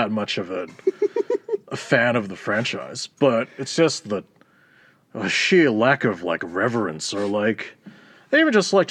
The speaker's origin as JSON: {"language": "English", "country": "Australia", "said": "we're Australian"}